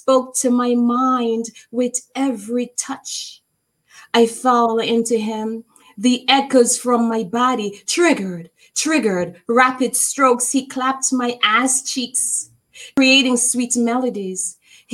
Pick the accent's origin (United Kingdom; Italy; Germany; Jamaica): Jamaica; I am from Jamaica. I am from the islands. I love my country